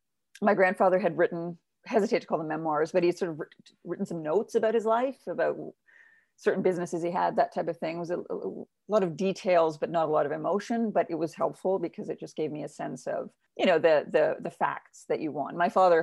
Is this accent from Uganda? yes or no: yes; Uganda; people would ask me, as they do, because I'm a woman of color growing up, well, where are you from? And I would say Uganda.